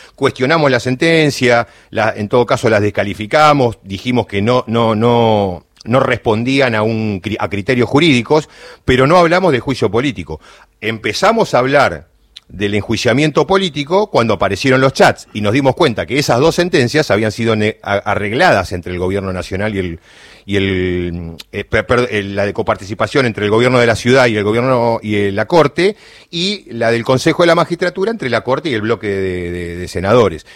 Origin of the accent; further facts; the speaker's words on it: Choele Choel, Río Negro, Argentina; soy del interior, de, soy rionegrino, de Choel Choel